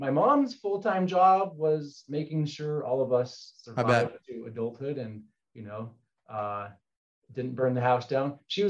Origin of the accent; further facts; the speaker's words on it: La Cañada Flintridge, California, United States; now in Provo, United States; So I grew up in La Cañada, Flintridge, which is a small town about 15 minutes north of downtown Los Angeles in Southern California.